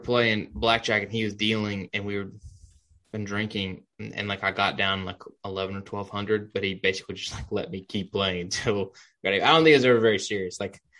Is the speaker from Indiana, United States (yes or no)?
no; Birmingham, Alabama, United States; Region's Tradition, my hometown tournament from Birmingham.